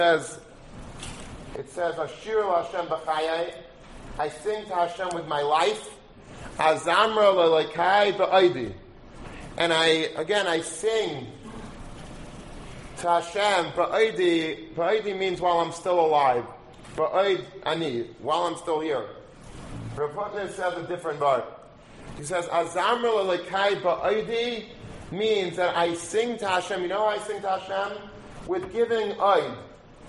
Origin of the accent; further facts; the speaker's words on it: Long Beach, United States; I grew up in Long Beach, and there were a lot of very interesting people in Long Beach